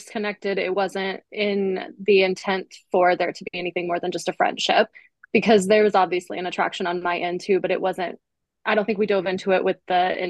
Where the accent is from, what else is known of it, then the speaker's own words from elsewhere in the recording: Texas, United States; now in Colorado, United States; I'm currently in Colorado, originally from Texas.